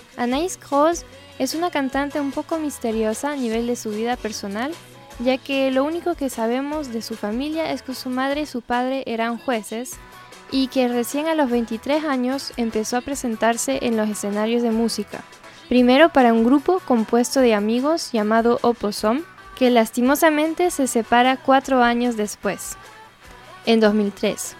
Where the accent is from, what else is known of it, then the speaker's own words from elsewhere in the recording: northern France, France; now in Ecuador; una francesa del norte viviendo ahora en el exótico Ecuador